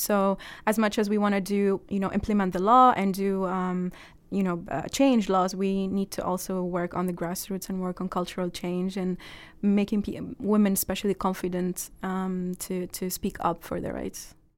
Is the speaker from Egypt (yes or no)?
yes; Egypt; moved away